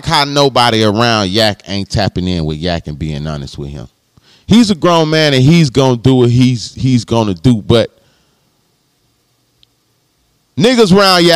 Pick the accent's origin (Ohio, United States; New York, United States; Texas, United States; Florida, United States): Florida, United States; Palm Beach; I'm from Florida. I'm from the crib. I'm from down south. I'm from Palm Beach.